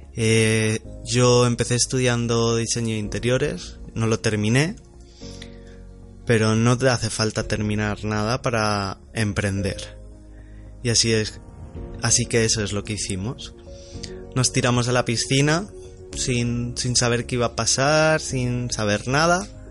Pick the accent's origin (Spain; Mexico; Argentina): Spain; Ibiza, Balearic Islands; soy de, soy de Ibiza, soy español